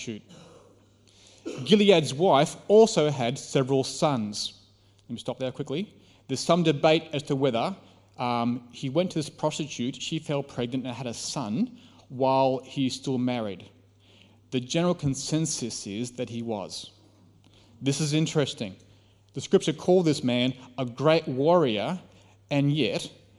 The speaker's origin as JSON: {"language": "English", "country": "Australia"}